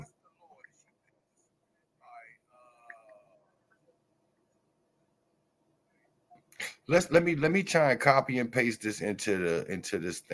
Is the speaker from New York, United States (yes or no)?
yes; New York, United States; My home state